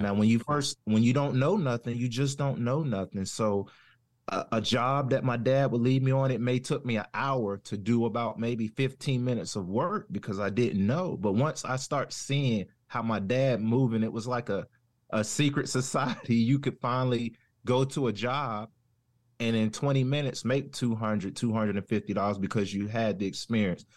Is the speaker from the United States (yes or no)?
yes; Jacksonville, North Carolina, United States; accent: southern; I'm originally from, uh, North Carolina, a town called Jacksonville, home of Camp Lejeune. No associated with the military, but my grandparents and family history has always been sharecroppers, so I kinda grew up in, like, a country farm area.